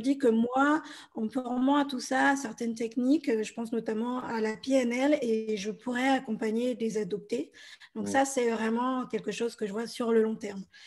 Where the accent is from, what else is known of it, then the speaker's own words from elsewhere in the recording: France; also born or lived in Bolivia; je suis française et je suis adoptée de Bolivie